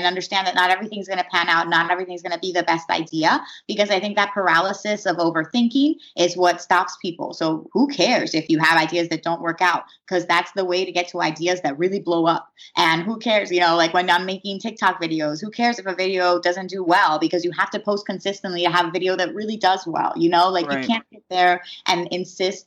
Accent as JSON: {"language": "English", "town": "Philadelphia", "region": "Pennsylvania", "country": "United States", "tie": "born or raised there", "said": "I grew up in Philadelphia, so I have some background here"}